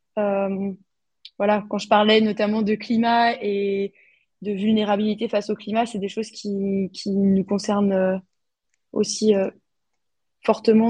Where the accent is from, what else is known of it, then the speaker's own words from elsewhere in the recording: France; now in Austria; en tant que Français de l'étranger